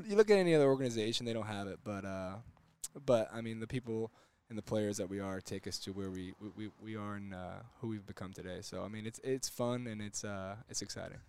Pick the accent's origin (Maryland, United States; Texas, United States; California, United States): Texas, United States; Houston; I grew up in Houston.